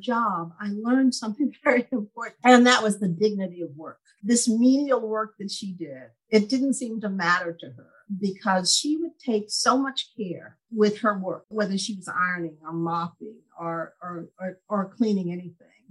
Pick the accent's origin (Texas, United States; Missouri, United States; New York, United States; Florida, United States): Texas, United States; East; I was born the youngest of 12 children to parents who were sharecroppers in East Texas.